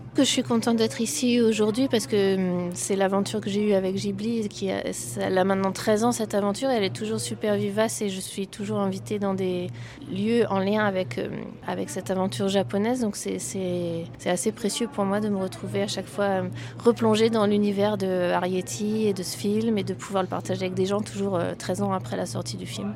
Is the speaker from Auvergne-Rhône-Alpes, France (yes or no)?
no; Brittany, France; je suis née euh, en Bretagne et donc j'ai dans mes influences forcément un peu de musique celtique